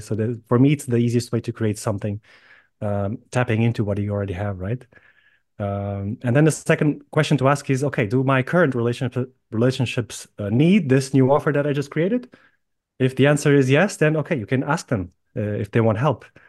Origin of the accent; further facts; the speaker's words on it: Lisbon, Portugal; moved away as an adult; also born or lived in Ireland / United Kingdom; I was born and raised in Lisbon